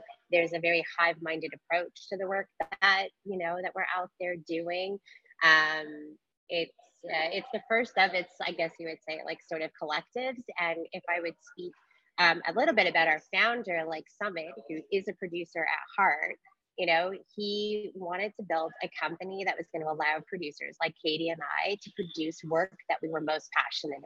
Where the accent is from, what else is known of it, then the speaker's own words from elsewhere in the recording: Canada; we're Canadian